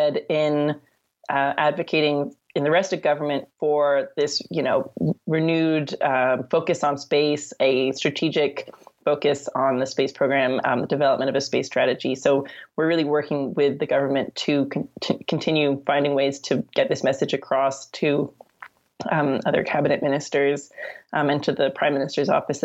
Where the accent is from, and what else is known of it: Canada